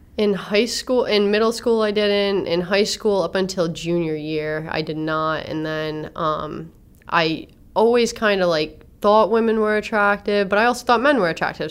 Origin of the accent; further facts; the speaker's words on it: Warwick, Rhode Island, United States; also born or lived in Attleboro, Massachusetts; I was born in Attleboro, Massachusetts. wasn't raised there. Um, my mom just happened to be there at the time when she gave birth. So um, I was born in War- I was raised in Warwick, well West Warwick, and then moved to Warwick